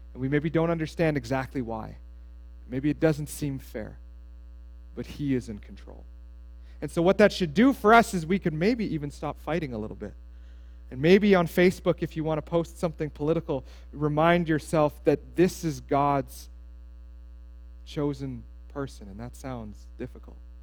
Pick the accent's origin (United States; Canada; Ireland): Canada; Steinbach, Manitoba; I grew up in Steinbach, Mennonites, anybody?